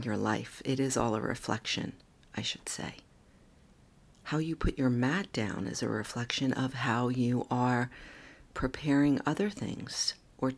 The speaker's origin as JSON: {"language": "English", "region": "New York", "country": "United States", "said": "I'm a New Yorker"}